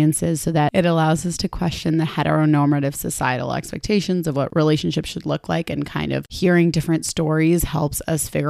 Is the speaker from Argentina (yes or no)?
yes; Argentina; now in Toronto, Canada; my home country. Argentina